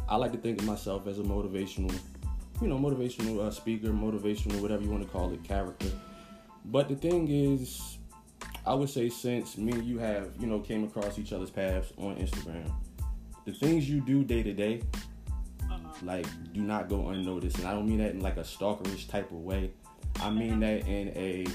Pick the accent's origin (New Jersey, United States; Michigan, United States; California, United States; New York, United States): New Jersey, United States; now in Atlanta, United States; I'm originally from Jersey. Born and raised